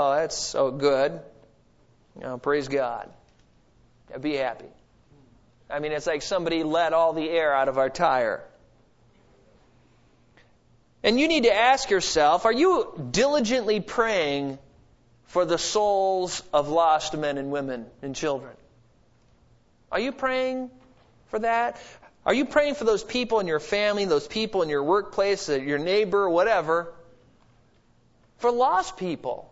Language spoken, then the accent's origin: English; United States; I'm an American